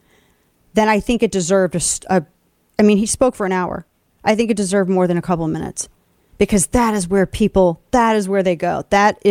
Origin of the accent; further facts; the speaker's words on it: Missouri, United States; my home state of Missouri